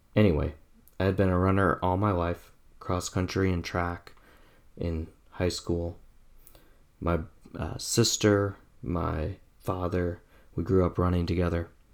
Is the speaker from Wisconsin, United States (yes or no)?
yes; Oshkosh, Wisconsin, United States; I grew up in Wisconsin in the 90s, Farmington Road, Winnebago County, Oshkosh, Wisconsin, 95% white